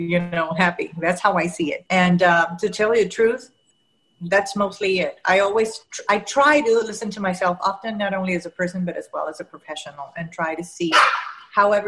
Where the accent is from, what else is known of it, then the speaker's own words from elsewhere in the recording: Panama; first language Spanish; English is a second language; I was born and raised in Panama